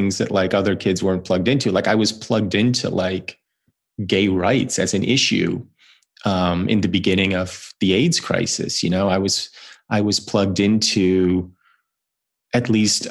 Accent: New Jersey, United States; I grew up in New Jersey in the mid-1980s

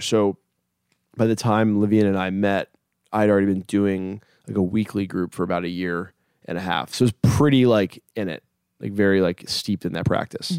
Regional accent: Hampton, Virginia, United States; moved away; I'm 31 and I'm from Hampton, Virginia originally.

